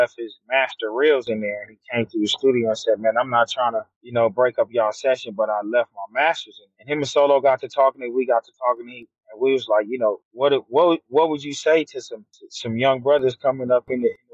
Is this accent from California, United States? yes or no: yes; Los Angeles, California, United States; also born or lived in Ontario, California; I grew up in South Central, then I moved to Ontario, California.